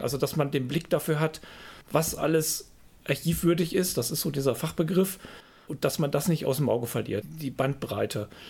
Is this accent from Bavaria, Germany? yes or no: no; Freiberg, Saxony, Germany; moved away as an adult; also born or lived in Iserlohn; Wir hatten einen tollen Geschichtslehrer im Gymnasium in, in Freiberg, meiner Heimatstadt.